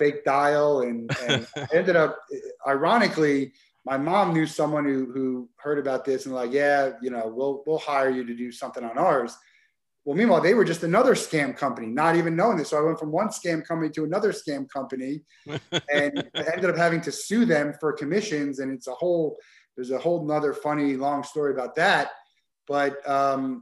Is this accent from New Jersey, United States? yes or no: yes; New Jersey, United States; I grew up in New Jersey